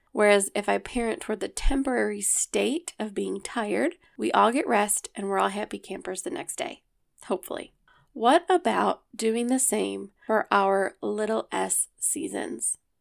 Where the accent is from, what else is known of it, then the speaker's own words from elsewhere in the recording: Rochester, New York, United States; I was born at Genesee Valley Hospital in Rochester, New York. my great-grandparents settled here